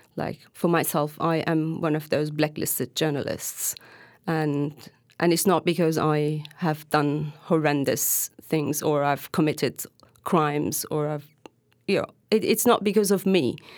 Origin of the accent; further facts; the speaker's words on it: Hatay, Turkey; English is a second language; I am originally a Syrian Arab who was born and raised in Turkey